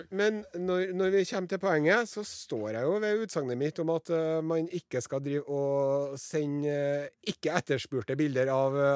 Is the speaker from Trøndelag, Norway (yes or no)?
yes; Trøndelag, Norway; men vi, han er fra Oppdal, jeg er fra Namdalen.